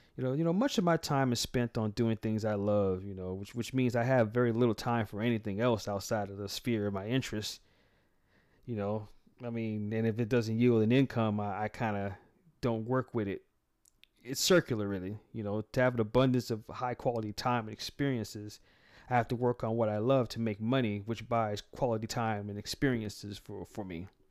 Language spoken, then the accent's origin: English; United States; also born or lived in San Francisco, California / Atlanta, Georgia / Nevada; myself being an American